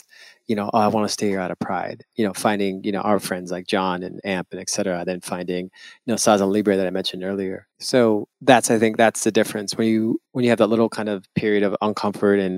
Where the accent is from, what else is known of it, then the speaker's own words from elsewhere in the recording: Bay Area, California, United States; growing up in the Bay Area, it's different